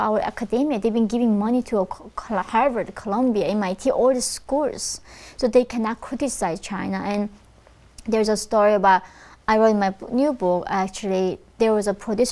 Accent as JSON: {"language": "English", "country": "North Korea", "tie": "born or raised there", "moved": "yes", "said": "when I was born in North Korea"}